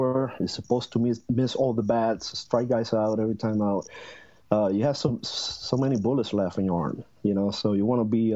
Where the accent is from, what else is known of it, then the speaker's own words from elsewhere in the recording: Puerto Rico; moved away; growing up in Puerto Rico, especially in the 80s